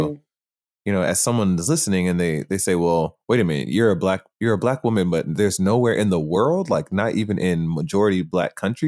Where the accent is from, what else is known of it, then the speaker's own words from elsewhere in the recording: United States; I was born in America